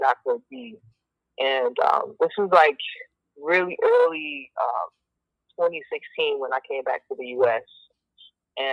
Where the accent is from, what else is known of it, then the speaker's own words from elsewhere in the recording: Chicago, Illinois, United States; moved away as an adult; also born or lived in Paris; now in San Francisco, United States; I grew up in Chicago in the 90s, the late 90s